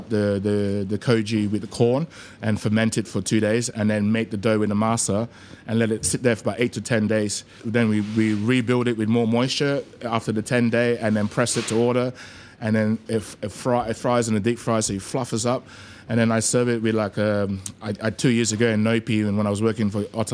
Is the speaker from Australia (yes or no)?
yes; Australia; moved away as an adult; also born or lived in Malaysia; now in London, United Kingdom; Growing up in Oz, you know, like I grew up in Western suburbs, so I used to surf a lot